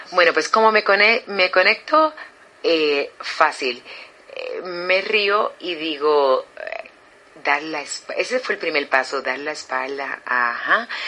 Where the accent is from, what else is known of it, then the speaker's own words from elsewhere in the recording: Puerto Rico; soy puertorriqueña, nacida y criada